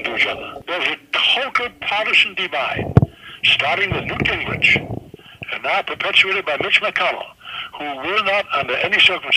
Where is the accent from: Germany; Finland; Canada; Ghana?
Germany; English is a second language; moved away; I was born in Nazi Germany